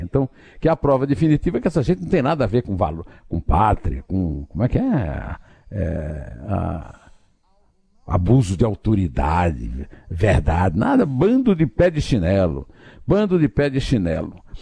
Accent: Campina Grande, Paraíba, Brazil; moved away; na minha adolescência, no Colégio Estadual de Campina Grande

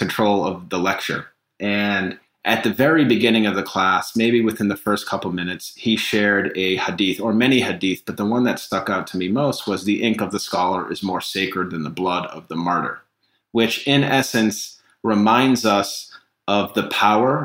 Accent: Needham, Massachusetts, United States; also born or lived in London, United Kingdom; I grew up in Needham, Massachusetts. It's considered a suburb of Boston

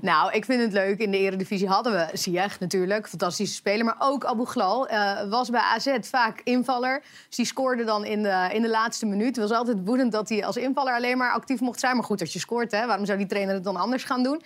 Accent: Utrecht, Netherlands; Ik kom zelf uit Utrecht, woon eh, vlakbij Lombok, Kanaalstraat

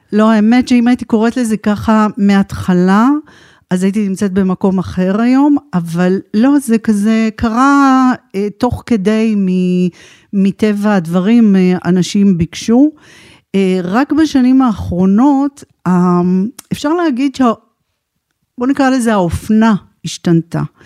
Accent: Israel; moved away as an adult; also born or lived in United States / Tel Aviv; now in Pardes Hanna, Israel; אני במקור אה, קיבוצניקית. נולדתי בקיבוץ

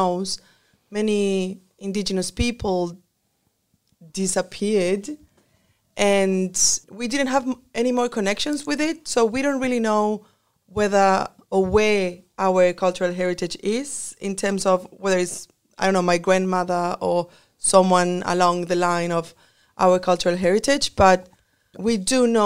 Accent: Chile; moved away as an adult; now in Australia; I am from Chile, and I am a mestiza

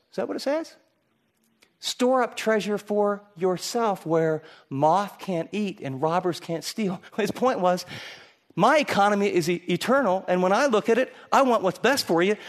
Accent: Michigan, United States; I grew up in Michigan

